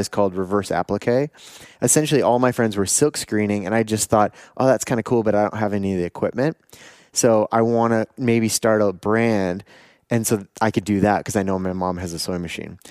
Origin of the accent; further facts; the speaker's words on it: Canada; also born or lived in Taiwan; I'm from Canada